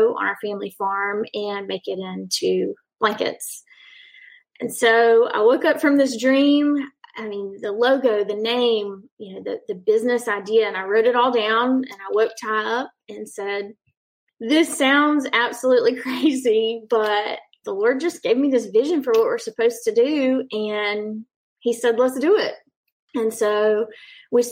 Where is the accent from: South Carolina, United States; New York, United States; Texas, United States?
South Carolina, United States; Lexington; moved away as an adult; now in Darlington, United States; I'm from Lexington, South Carolina